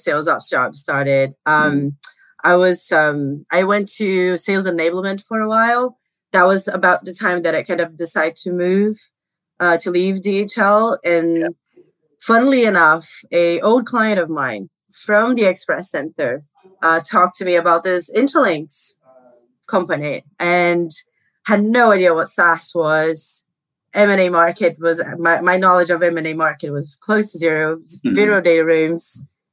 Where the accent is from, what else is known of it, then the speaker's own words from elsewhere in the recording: Brazil; I grew up in Brazil